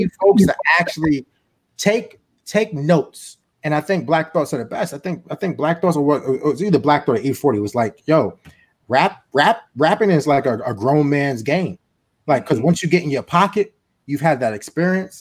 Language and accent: English; New York City, New York, United States; I'm from Harlem, New York